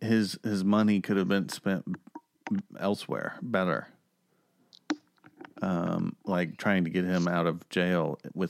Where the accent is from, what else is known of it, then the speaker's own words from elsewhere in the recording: Oklahoma, United States; I'm from Oklahoma